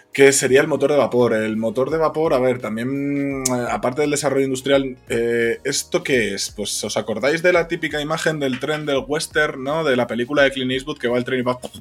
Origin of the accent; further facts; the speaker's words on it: Zamora, Castile and León, Spain; yo que soy de Zamora